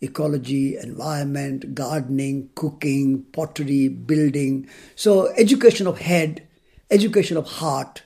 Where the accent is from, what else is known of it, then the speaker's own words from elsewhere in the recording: Rajasthan, India; moved away as an adult; I was born in India. I was born in Rajasthan, in a small town. And my mother was a farmer